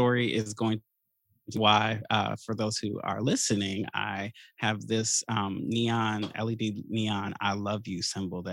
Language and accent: English; Chicago, Illinois, United States; growing up in Chicago